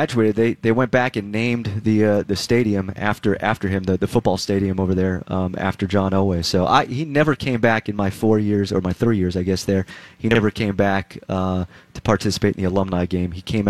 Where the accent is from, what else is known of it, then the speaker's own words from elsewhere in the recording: Southern California, United States; moved away; Originally, Southern California.